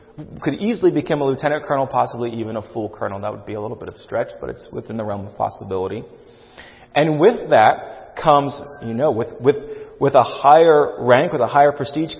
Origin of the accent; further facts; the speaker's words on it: United States; as American Christians